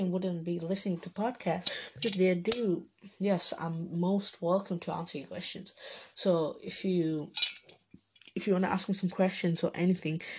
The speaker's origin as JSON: {"language": "English", "country": "Bangladesh", "said": "So, my nationality is Bengali, I'm Bengali, so I'm Bangladeshi. I am from Bangladesh."}